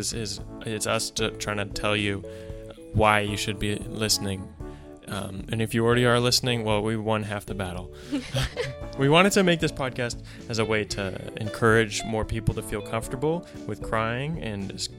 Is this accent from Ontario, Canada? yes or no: no; Port Moody, British Columbia, Canada; now in Vancouver, Canada; I'm a stand-up comedian and writer originally from Port Moody. Now I live in Vancouver